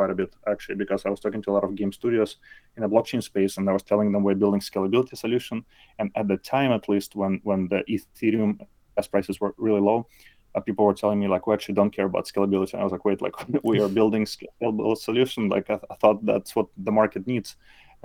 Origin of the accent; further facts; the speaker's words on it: Belarus; moved away as an adult; now in South Bay Area, United States; I live in South Bay Area, not too far from San Francisco. Originally, I'm from Belarus. So I actually came to US maybe like 14 years ago at this point